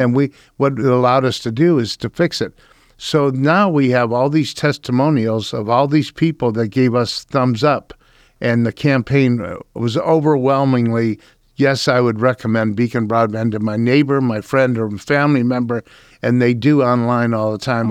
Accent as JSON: {"language": "English", "town": "Akron", "region": "Ohio", "country": "United States", "tie": "born or raised there", "also_born_or_lived": "Chicago / New York / Pittsburgh / Phoenix", "moved": "as an adult", "said": "I was born and raised in Akron, Ohio"}